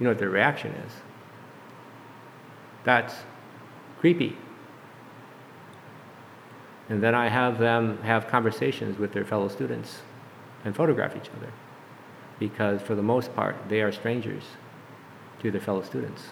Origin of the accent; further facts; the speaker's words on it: Duluth, Minnesota, United States; I was born and raised in Duluth, Minnesota. I'm a native Minnesotan.